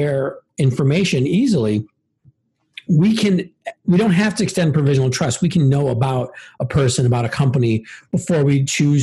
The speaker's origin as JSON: {"language": "English", "town": "Milwaukee", "region": "Wisconsin", "country": "United States", "tie": "born or raised there", "moved": "yes", "lives_now": "Evanston, United States", "said": "Grew up on the south side of Milwaukee"}